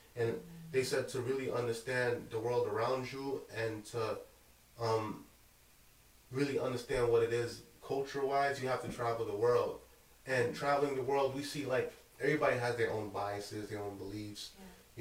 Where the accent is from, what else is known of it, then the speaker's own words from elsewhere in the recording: Brooklyn, New York, United States; also born or lived in Cap-Haïtien, Haiti; I came to America at the age of two and I came to Brooklyn, like I grew up in Bushwick up until the age of ten. Then I moved to Canarsie